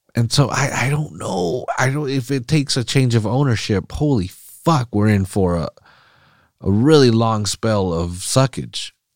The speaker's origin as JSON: {"language": "English", "town": "Salinas", "region": "California", "country": "United States", "said": "I'm from Salinas. I'm from the valley"}